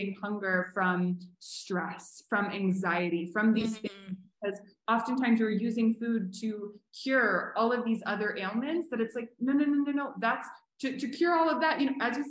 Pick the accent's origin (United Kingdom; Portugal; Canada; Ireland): Canada; now in Mexico; I'm Canadian, and it only just got to Canada